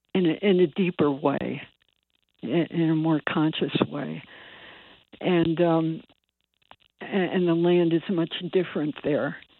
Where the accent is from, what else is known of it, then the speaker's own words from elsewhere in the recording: Bridgeport, Connecticut, United States; I was born in Bridgeport, and I I grew up in Bridgeport